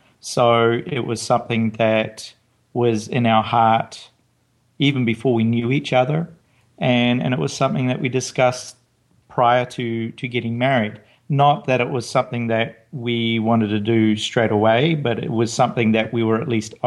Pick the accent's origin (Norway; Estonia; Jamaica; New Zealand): New Zealand; moved away as an adult; now in United States; I'm not from the US. I was born in New Zealand, at least, but I've lived in other places.